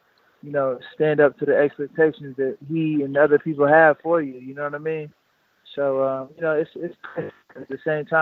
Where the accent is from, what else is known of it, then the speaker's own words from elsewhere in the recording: Detroit, Michigan, United States; I grew up in Detroit, boxing out of Crunk Gym